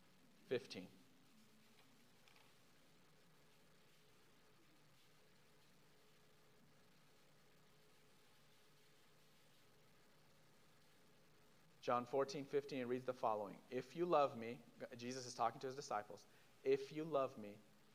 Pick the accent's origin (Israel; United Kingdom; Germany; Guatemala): Israel; moved away; I'm from Israel. I'm from a Jewish background